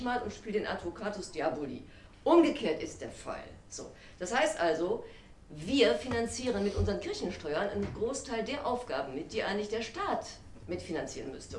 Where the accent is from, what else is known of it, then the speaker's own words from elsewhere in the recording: Wuppertal, North Rhine-Westphalia, Germany; moved away; also born or lived in Paris / Berlin; ich bin zwar gebürtige Wuppertalerin, aber ich pendel seit geraumer Zeit zwischen Paris und Berlin.